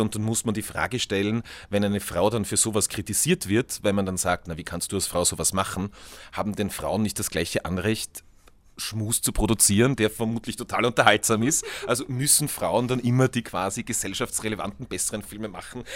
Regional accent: Tyrol, Austria; in unserem kleinen Ort in Tirol, wo ich aufgewachsen bin

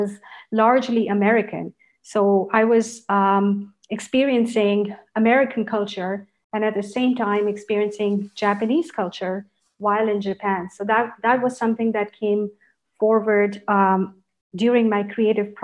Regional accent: Karachi, Sindh, Pakistan; English is a second language; moved away; When I grew up in Karachi, we were living with our grandparents

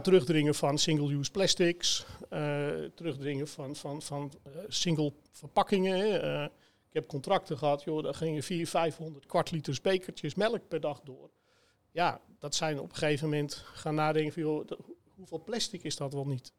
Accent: Sloten, North Holland, Netherlands; waar ik ben opgegroeid. Hè, ik, ik kom uit, uit Sloten

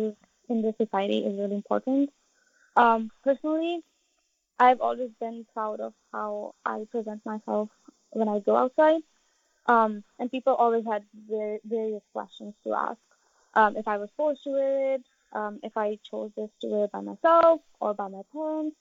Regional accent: United States; I am from the United States

